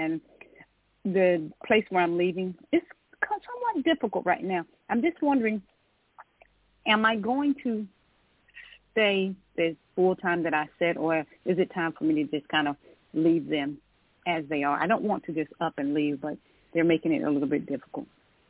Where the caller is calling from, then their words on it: Georgia, United States; In Georgia. Yeah. I'm calling from Georgia.